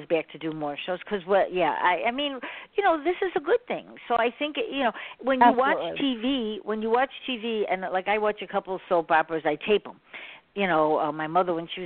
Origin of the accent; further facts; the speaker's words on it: Chicago, Illinois, United States; I'm in Chicago, so I went to Chicago Public Schools, you know, and when I was, you know, younger